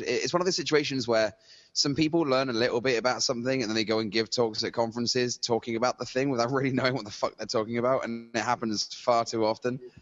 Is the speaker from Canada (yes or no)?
no; Bristol, South West England, United Kingdom; moved away; that's how we sound in Bristol